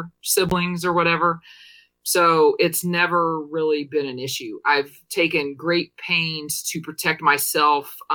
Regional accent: Paxton, Illinois, United States; now in Washington, D.C., United States; I'm from Paxton, Illinois, which is a really small town north of Champaign

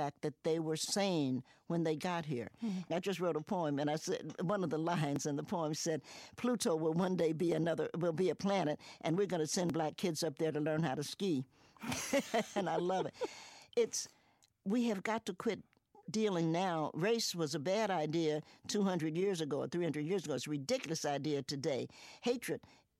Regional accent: Cincinnati, Ohio, United States; also born or lived in Knoxville, Tennessee / New York; now in Roanoke, United States; grew up in Cincinnati

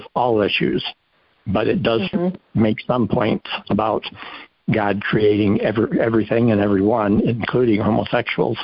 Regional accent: Cedar Springs, Michigan, United States; also born or lived in Grand Rapids, Michigan; I'm from Michigan, and I was born here in Grand Rapids, raised in Cedar Springs

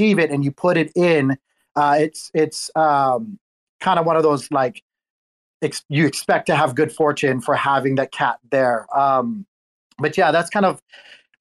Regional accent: Hawaii, United States; I was born and raised in Hawaii.

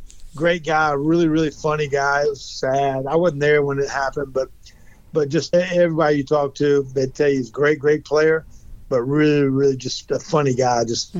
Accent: North Carolina, United States; growing up in North Carolina

